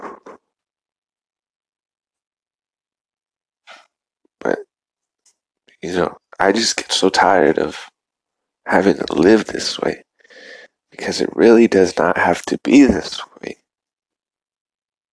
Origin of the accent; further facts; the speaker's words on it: United States; as American people and individuals